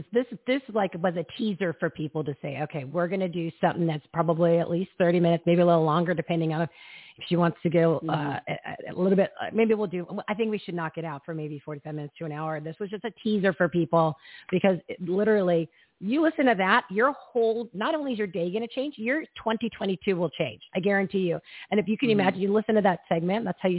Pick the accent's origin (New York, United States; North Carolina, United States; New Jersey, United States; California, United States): New Jersey, United States; now in Arizona, United States; I'm from Jersey.